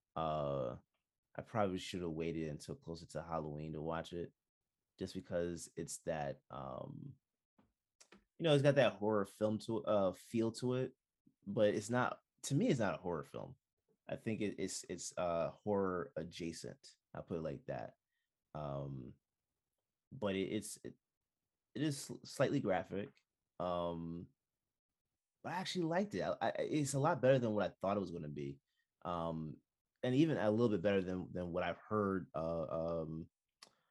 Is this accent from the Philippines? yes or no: no; Jamaica; I'm Jamaican